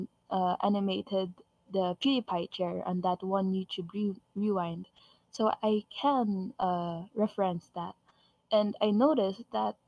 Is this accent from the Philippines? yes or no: yes; Philippines; I'm Filipino